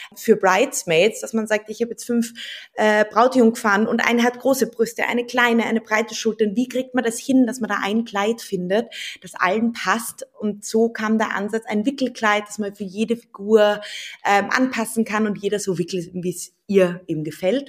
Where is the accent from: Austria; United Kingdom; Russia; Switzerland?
Austria; Vienna; also born or lived in Berlin; ich bin Wienerin